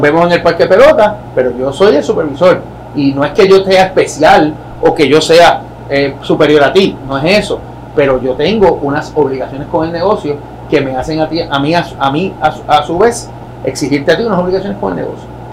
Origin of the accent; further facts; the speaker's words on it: San Sebastián, Puerto Rico; moved away as an adult; yo vengo de San Sebastián